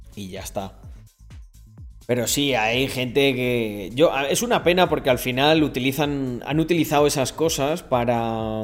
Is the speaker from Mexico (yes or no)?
no; Spain; first language Spanish; Yo soy español